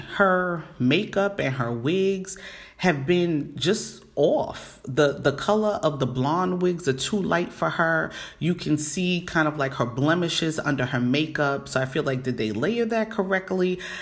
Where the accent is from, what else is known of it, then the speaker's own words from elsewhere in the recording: New York City, New York, United States; the regular one in New York, which is my hometown, BX all day